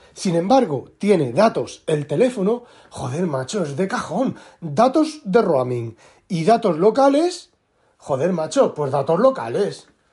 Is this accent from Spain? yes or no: yes; Spain; moved away as an adult; now in Netherlands; yo soy español, español, español, español, pero llevo ocho años, siete años viviendo en Holanda